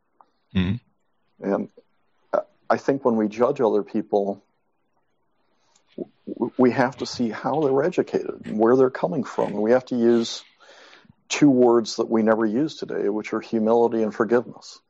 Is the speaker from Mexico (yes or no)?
yes; Mexico; moved away; I was brought up in Mexico